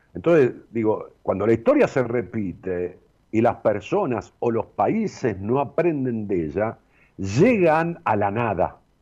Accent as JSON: {"language": "Spanish", "town": "Ramos Mejía", "region": "Buenos Aires Province", "country": "Argentina", "said": "empezamos a hacer un edificio en Ramos Mejías, a mi pueblo"}